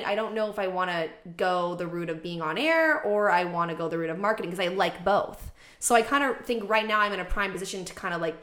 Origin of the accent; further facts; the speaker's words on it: Oshawa, Ontario, Canada; moved away as an adult; now in Toronto, Canada; I grew up in Oshawa, so east of Toronto, the Dirty Schwa.